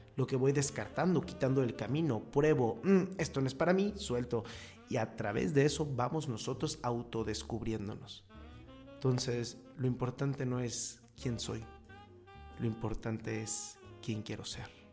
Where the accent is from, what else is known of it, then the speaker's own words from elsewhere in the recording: Mexico; yo soy imputual porque soy mexicano